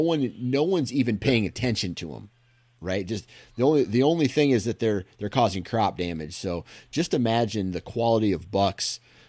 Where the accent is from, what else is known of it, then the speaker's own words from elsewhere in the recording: Iowa, United States; I guess it's just more nostalgic for me because I grew up in Iowa